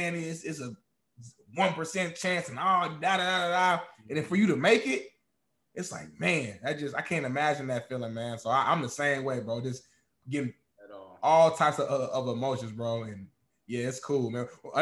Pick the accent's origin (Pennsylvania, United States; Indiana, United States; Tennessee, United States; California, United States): Indiana, United States; the Nap; I'm from the Nat